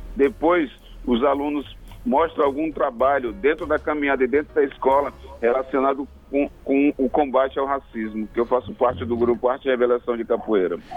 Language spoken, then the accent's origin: Portuguese; Maranhão, Brazil; now in Manaus, Brazil; eu sou maranhense